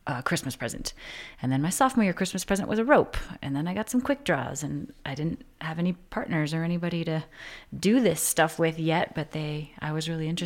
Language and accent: English; New Hope, Minnesota, United States; New Hope, uh, it's like suburb northwest, like 10 miles near Plymouth, Crystal, Robbinsdale.